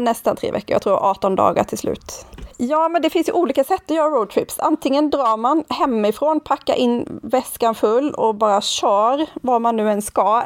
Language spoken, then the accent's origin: Swedish; Sweden; also born or lived in Nynäshamn; vi svenskar